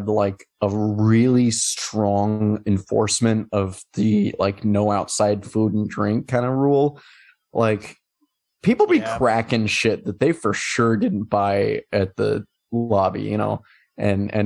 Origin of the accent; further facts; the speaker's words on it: Missouri, United States; growing up in Missouri